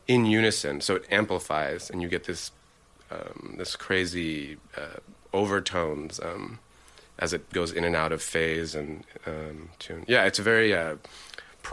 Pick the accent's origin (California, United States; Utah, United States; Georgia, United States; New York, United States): New York, United States; New York City; now in Los Angeles, United States; I grew up in New York, in Manhattan, in Soho